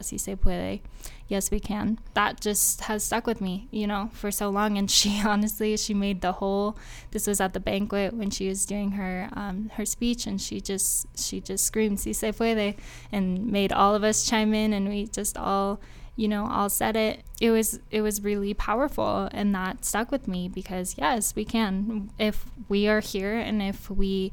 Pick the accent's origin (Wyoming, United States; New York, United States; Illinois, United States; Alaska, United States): Wyoming, United States; Cheyenne; I was born in Cheyenne, Wyoming